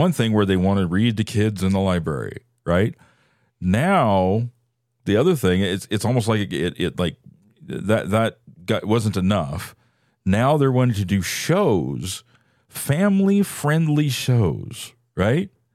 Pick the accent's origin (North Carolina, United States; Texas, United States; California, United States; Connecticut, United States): California, United States; San Francisco Bay Area; I, I grew up in the San Francisco Bay Area.